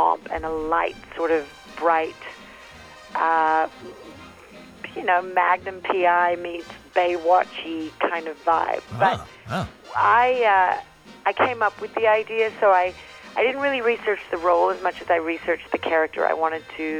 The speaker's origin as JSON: {"language": "English", "country": "Australia", "said": "I'm Australian"}